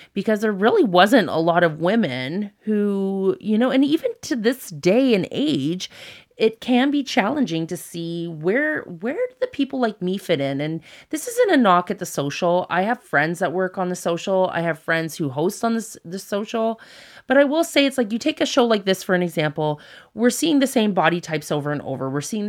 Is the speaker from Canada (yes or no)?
yes; Canada; So I always say I'm very grateful for where we were born and raised in Canada.